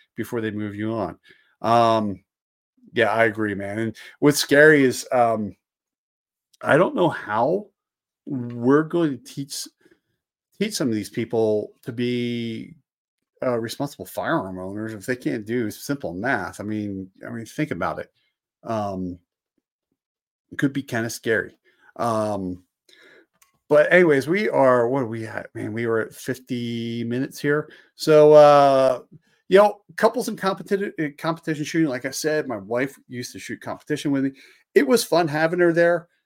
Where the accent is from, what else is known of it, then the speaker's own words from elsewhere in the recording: just outside of Philadelphia, Pennsylvania, United States; I grew up just outside of Philadelphia